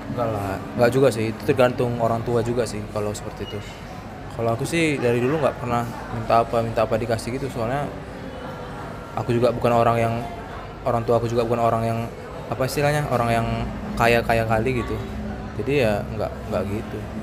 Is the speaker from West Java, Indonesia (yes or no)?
no; Pekanbaru, Riau, Indonesia; also born or lived in Medan; aku asli pekanbaru aku lahir di Medan dari kecil memang udah tinggal di Pekanbaru ya udah sampai sekarang di Pekanbaru